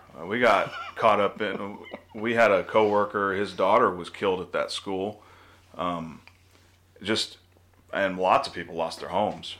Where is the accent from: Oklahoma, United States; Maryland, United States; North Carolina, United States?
Oklahoma, United States; Growing up in Oklahoma